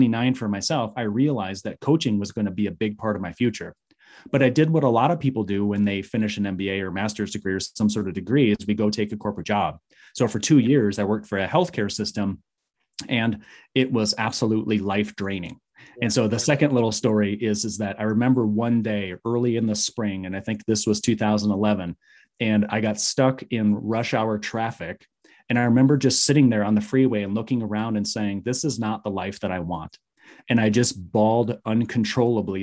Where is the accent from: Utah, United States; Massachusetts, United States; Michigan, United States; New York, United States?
Michigan, United States; moved away as an adult; now in Arizona, United States; I was raised in Michigan in a very small town